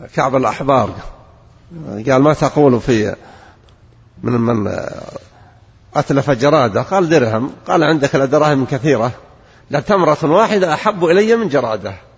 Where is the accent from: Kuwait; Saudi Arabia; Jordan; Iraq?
Saudi Arabia; Najd; عندنا في نجد